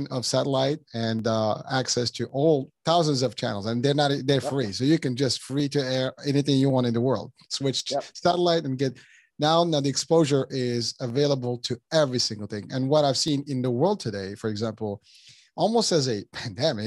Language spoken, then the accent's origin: English; Morocco; moved away as an adult; I'm originally from Morocco, and between the time I left 30 years ago to now, it has changed tremendously